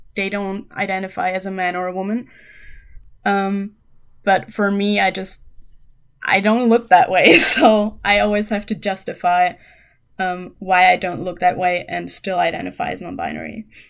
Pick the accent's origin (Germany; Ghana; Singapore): Germany; English is a second language; I'm from Germany, um, still live here